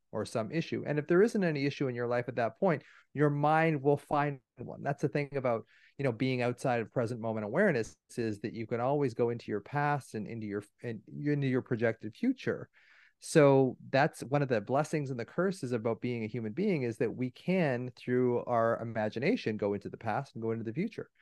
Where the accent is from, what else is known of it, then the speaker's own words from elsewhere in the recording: Canada; I'm Canadian